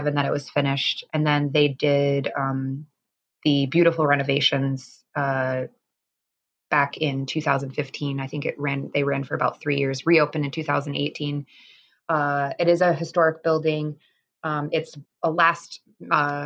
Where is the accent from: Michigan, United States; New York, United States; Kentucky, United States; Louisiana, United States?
New York, United States; Star Lake; now in Saranac Lake, United States; I grew up in Star Lake, which is a very small town. It's a little over an hour and a half from Saranac and Lake Placid area.